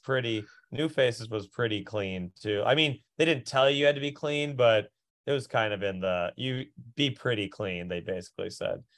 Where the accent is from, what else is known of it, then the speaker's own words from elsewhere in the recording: Minneapolis, Minnesota, United States; moved away; I'm from Minneapolis